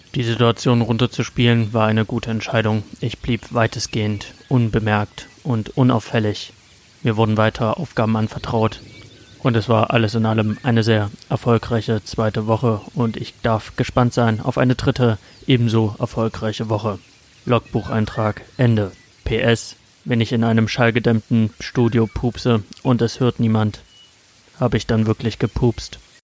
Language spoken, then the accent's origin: German; Saxony, Germany; accent: Saxon; Mit meinem sächsischen Akzent